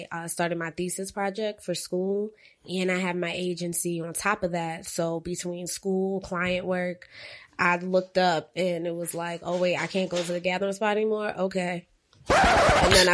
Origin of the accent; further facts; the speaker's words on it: Boston, Massachusetts, United States; moved away as an adult; also born or lived in Virginia / New York; now in Atlanta, United States; I'm originally from Boston, Massachusetts